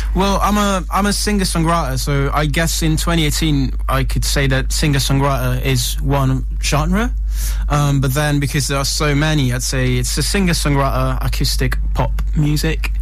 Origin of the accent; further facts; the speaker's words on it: Italy; moved away as an adult; also born or lived in United States; now in London, United Kingdom; I was born and raised in Italy